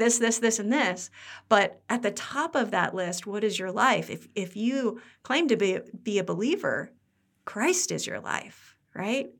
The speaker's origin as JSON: {"language": "English", "region": "Midwest", "country": "United States", "also_born_or_lived": "Pennsylvania", "moved": "as an adult", "said": "we're from the Midwest"}